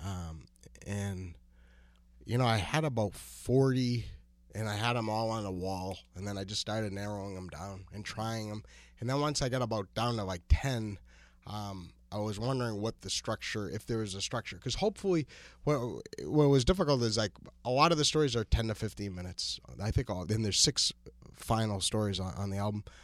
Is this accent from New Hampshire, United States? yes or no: yes; New Hampshire, United States; born or raised there; moved away